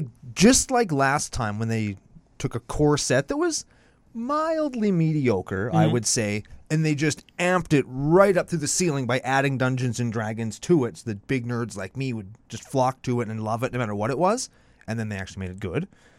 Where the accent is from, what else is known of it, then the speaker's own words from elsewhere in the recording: Canada; we're from Canada, we're bilingual.